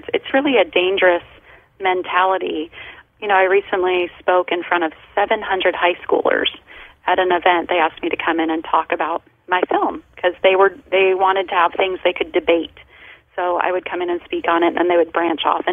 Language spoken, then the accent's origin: English; Colorado, United States; now in Southern California, United States; I grew up in Colorado.